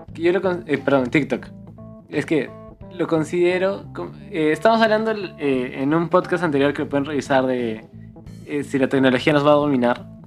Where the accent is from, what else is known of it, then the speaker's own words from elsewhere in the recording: Cusco, Peru; nosotros, como siempre lo mencionamos varias veces, somos de Cusco